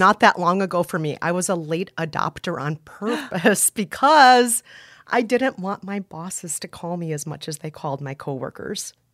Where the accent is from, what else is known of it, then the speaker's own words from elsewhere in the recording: Minnesota, United States; I was, uh, raised in a very white part of Minnesota